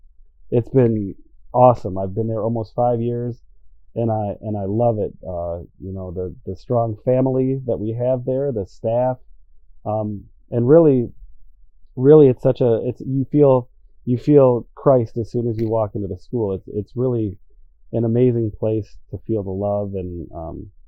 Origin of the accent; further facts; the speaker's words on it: Grand Rapids, Michigan, United States; also born or lived in Fort Lauderdale, Florida; I grew up in Grand Rapids, Michigan